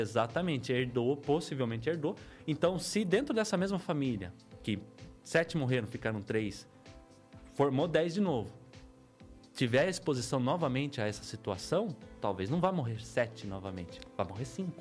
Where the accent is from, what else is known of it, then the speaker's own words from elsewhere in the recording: Piedade, São Paulo, Brazil; nascido e criado em Piedade, terrinha boa, minhoca daquela terra mesmo.